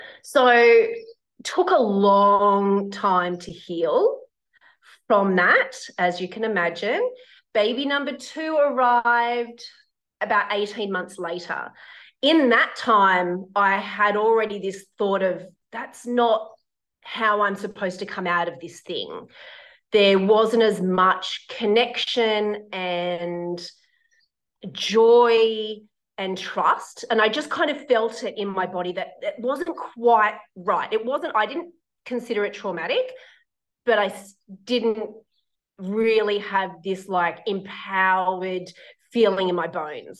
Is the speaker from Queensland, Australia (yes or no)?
no; Sydney, New South Wales, Australia; moved away as an adult; now in Brisbane, Australia; So I used to live in Sydney. I'm originally from Sydney.